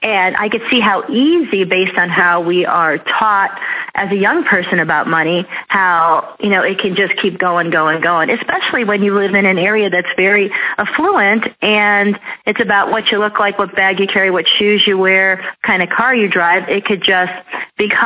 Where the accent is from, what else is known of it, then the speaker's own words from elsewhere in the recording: Scottsdale, Arizona, United States; I was raised in North Scottsdale